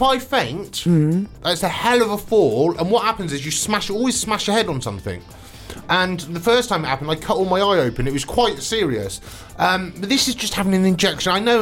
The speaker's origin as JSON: {"language": "English", "town": "Swindon", "region": "South West England", "country": "United Kingdom", "tie": "born or raised there", "moved": "yes", "said": "I love Swindon. It's my hometown"}